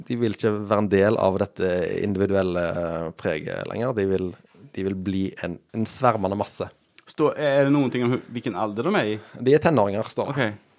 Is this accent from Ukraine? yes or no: no; Sweden; now in Stavanger, Norway; Ja, jeg er svensk.